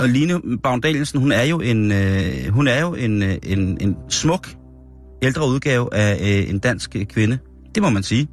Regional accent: Denmark; Så forklarer jeg bare dansker

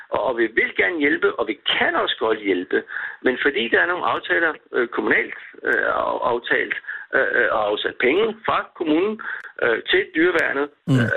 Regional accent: Køge, Zealand, Denmark; født og opvokset i Køge.

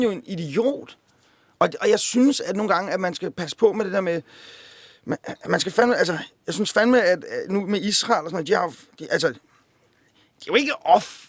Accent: Copenhagen, Capital Region of Denmark, Denmark; Jeg voksede op på Amager.

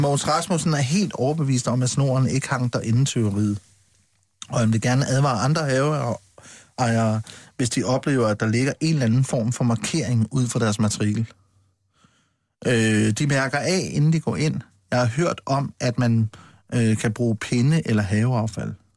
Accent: Funen, Southern Denmark, Denmark; jeg kommer fra Fyn

